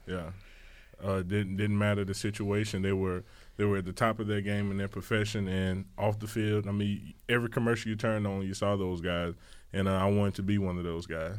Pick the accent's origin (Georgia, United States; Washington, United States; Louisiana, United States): Louisiana, United States; New Iberia; moved away; New Iberia, Louisiana